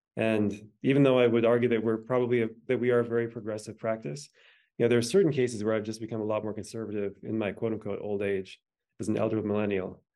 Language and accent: English; the Dakotas, United States; I was born in the Dakotas